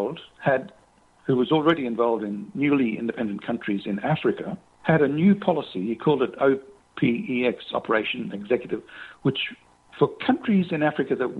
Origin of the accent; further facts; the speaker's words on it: Brisbane, Queensland, Australia; That's my hometown.